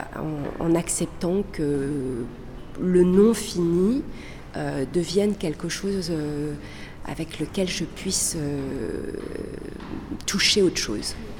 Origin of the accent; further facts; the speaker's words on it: France; also born or lived in Chile; Je suis née au Chili, d'une famille chilienne. Euh, et j'ai grandi en France.